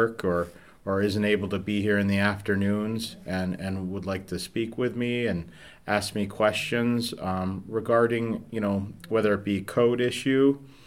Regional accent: Manlius, New York, United States; I grew up here in Manlius, just outside of the village on Brickyard Falls Road

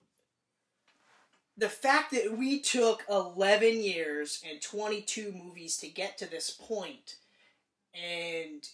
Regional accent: Canada

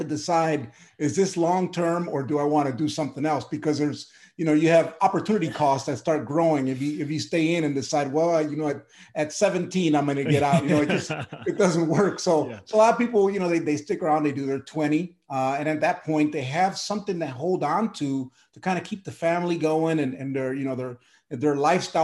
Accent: Milwaukee, Wisconsin, United States; moved away; also born or lived in Puerto Rico; I was born in Puerto Rico, raised in Milwaukee, Wisconsin

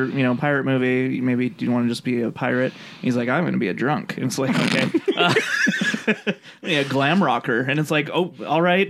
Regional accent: Buenos Aires, Argentina; I'm from Buenos Aires, and I say kill them all.

